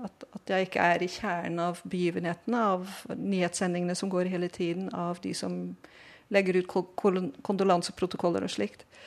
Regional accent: Netherlands; Norwegian is a second language; now in Oslo, Norway; jeg er fra Nederland her.

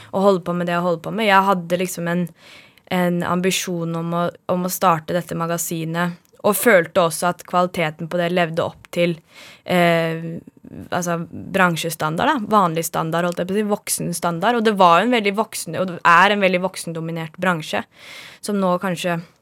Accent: Oslo, Norway; also born or lived in Bjerke, Oslo; Jeg er født på Bjerke på Linderud i Bjerke bydel, og så flyttet vi til Høybråten da jeg var ett eller to år gammel. Og så har jeg vokst opp i samme samme firemannsboligen siden.

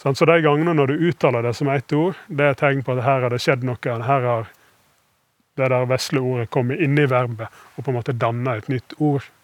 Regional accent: Western Norway, Norway; som vestlending jeg liker jo hardt vær

